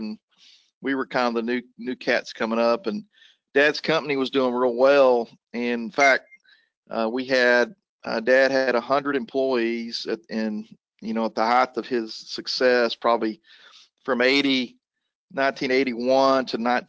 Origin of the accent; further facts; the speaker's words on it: Garland, Texas, United States; also born or lived in Dallas, Texas / Charlotte, North Carolina; I was born in Dallas, Texas, in Baylor Hospital. No, we're not going to go back that far. But I grew up in Garland. My dad was from Garland